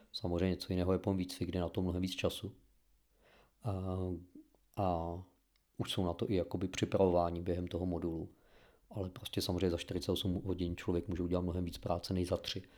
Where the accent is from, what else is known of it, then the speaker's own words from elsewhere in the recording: Czechia; máme jako Češi určitý jiný vztah k některým tématům